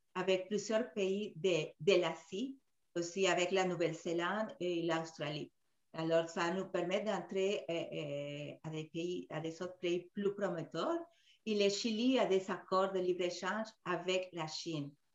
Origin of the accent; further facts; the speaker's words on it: Peru; moved away; surtout au Pérou, mon pays d'origine